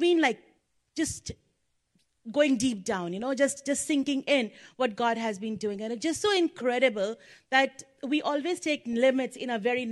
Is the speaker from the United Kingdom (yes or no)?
no; India; moved away; I'm from India. And the time when I was in India, my family and the society at that time, the cultural background was such that parents expected their children to do well.